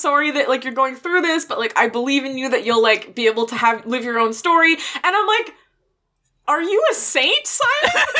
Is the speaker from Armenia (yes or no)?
no; Canada; We're Canadian